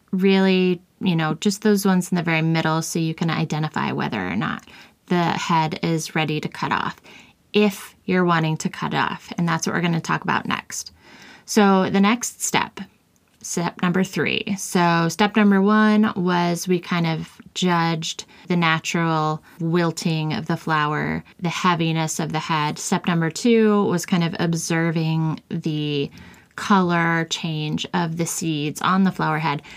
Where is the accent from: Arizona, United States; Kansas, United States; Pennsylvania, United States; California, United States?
Kansas, United States; I grew up in Kansas, which is the Sunflower State